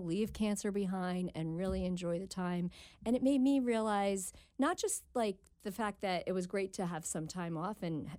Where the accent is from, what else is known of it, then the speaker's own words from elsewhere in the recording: New Jersey, United States; moved away as an adult; now in Cincinnati, United States; I'm originally from New Jersey